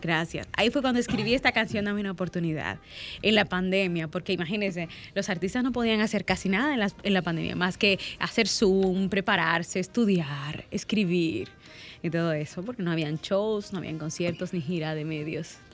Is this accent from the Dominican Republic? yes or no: yes; Dominican Republic; soy dominicana